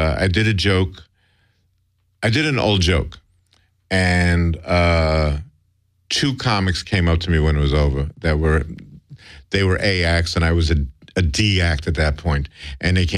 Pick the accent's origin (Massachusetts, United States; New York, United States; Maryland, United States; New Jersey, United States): New York, United States; New York City; moved away as an adult; I grew up in New York City